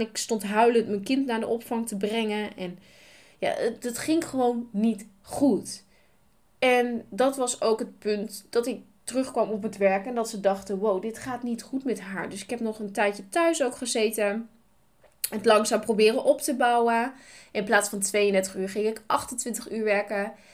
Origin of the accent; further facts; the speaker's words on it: Nijeveen, Drenthe, Netherlands; Ik ben geboren in Nijveen. Ik ben opgegroeid met twee broers